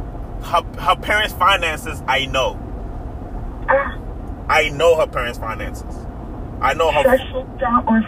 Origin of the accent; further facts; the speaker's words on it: New York, United States; I grew up in New York